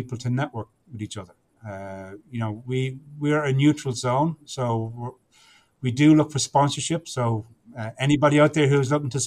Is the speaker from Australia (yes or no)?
no; Ireland; I'm Irish